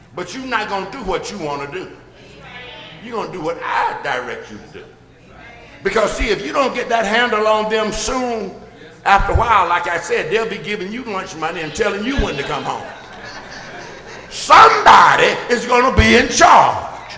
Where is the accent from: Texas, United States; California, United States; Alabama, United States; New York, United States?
Alabama, United States; Birmingham; I grew up in Birmingham